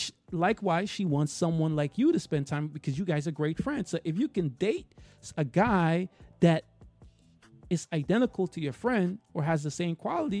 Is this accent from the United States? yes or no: yes; New York, United States; I'm from New York.